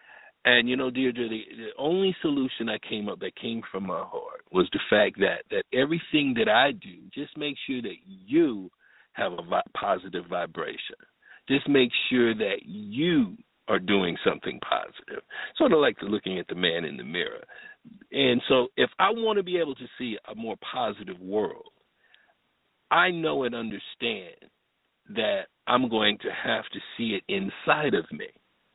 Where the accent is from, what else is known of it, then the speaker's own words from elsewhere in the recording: Bloomfield, Connecticut, United States; also born or lived in Riverside, California; I was born in Riverside. I was born in Riverside, California. I was an Air Force baby. And moved to Connecticut, moved to Hartford, Connecticut. Actually, it's Bloomfield, Connecticut for the Connecticuters out there. Stayed there until I was 10 years old.